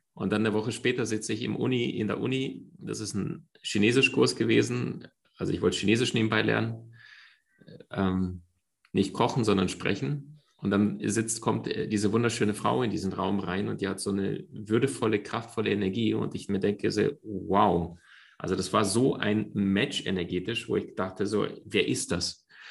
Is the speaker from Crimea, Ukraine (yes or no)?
yes; Crimea, Ukraine; moved away; Meine Mom und ich, wir sind in der Ukraine aufgewachsen. Das war ähm, auf der Halbinsel Krim